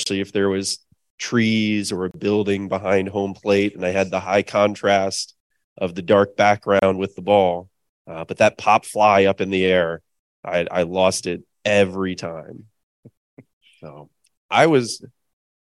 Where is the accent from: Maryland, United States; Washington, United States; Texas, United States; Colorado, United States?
Maryland, United States; Annapolis; now in Horace, North Dakota, United States; I grew up in Annapolis, Maryland